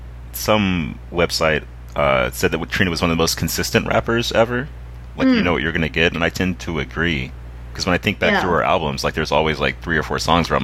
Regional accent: the South, United States; the young women I grew up around in the South

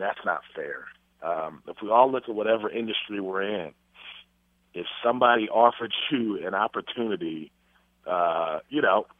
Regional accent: Milwaukee, Wisconsin, United States; I'm from Milwaukee

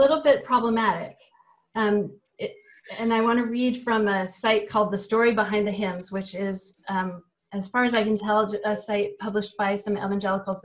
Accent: Nashville, Tennessee, United States; growing up in Nashville among evangelical Protestants

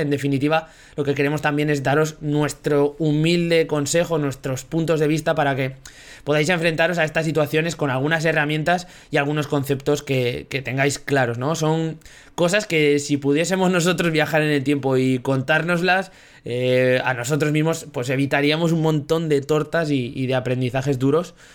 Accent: Zaragoza, Aragon, Spain; de Zaragoza también, 29 años recién cumplidos

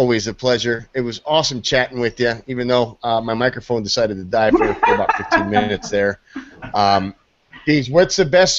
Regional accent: Anaheim, California, United States; moved away; I'm from Anaheim originally

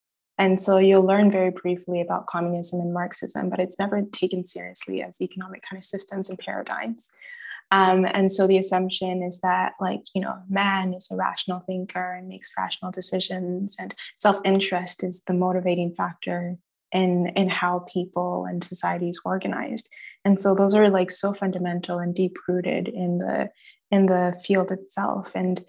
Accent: Nigeria; I think economics, I'm Nigerian. All Nigerian parents want one doctor, one engineer, and one lawyer.

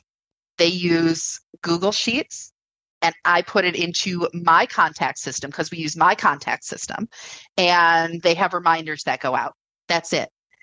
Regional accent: United States; we're American

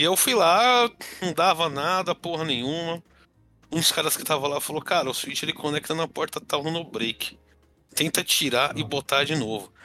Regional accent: São Paulo, Brazil; Cresci na Zona Leste de São Paulo.

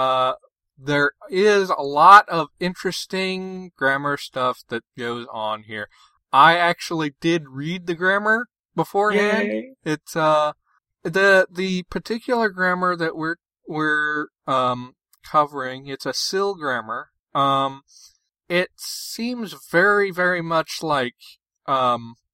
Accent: Elkins, United States; the name of my hometown as Elkins instead of Elkins

